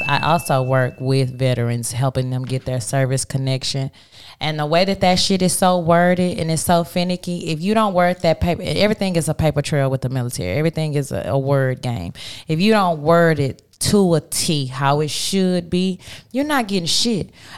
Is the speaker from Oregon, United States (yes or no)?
no; Texas, United States; now in California, United States; I'm from Texas